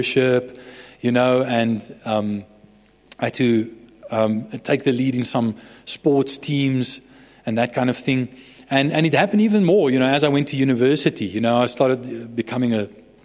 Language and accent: English; Bloemfontein, Free State, South Africa; I was raised in Bloemfontein.